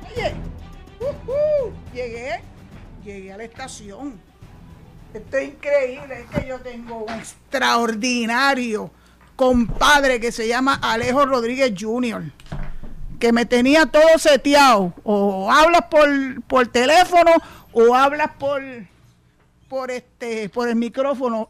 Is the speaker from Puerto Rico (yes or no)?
yes; Puerto Rico